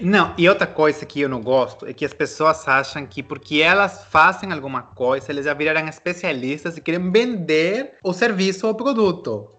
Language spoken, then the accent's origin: Portuguese; Peru; moved away; also born or lived in Brazil / United States; eu sou peruano que já morou no Brasil e morou nos Estados Unidos